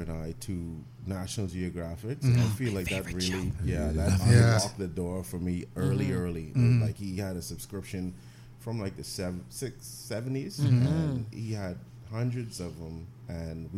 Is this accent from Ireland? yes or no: no; Grand Bahama, Bahamas; I'm from Grand Bahama, born and raised.